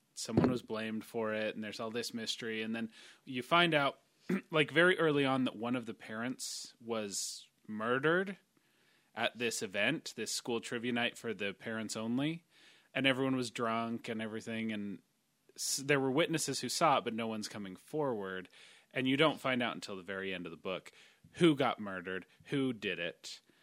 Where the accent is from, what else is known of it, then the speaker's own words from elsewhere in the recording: United States; accent: American; I have a thick American accent when I speak Polish.